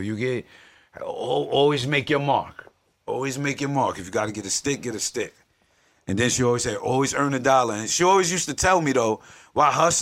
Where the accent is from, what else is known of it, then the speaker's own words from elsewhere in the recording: Yonkers, New York, United States; I'm from South Side of Yonkers, New York